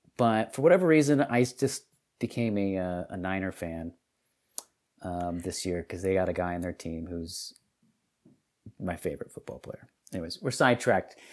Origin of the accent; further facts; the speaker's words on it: Detroit, Michigan, United States; moved away; also born or lived in Texas; I was from Detroit.